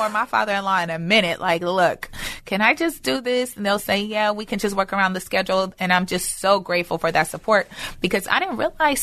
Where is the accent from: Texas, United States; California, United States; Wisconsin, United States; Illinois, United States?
California, United States; Inglewood; I'm from Inglewood, South Central